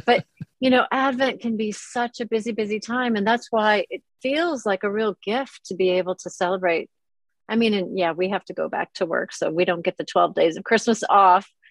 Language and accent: English; Minnesota, United States; moved away as an adult; now in London, United Kingdom; I was raised in Minnesota